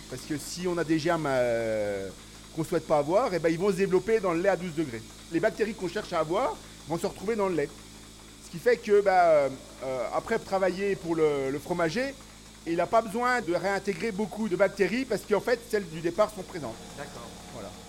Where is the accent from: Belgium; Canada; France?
France; Paris, Île-de-France; born there; je ne suis pas né ici, je suis né à Paris. Mes parents n'étaient pas agriculteurs, mes grands-parents l'étaient.